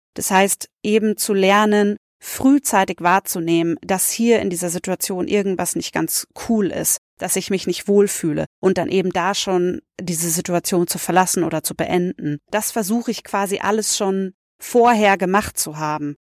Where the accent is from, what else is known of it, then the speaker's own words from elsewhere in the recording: the Oktoberfest area, Bavaria, Germany; ich komme aus der Ecke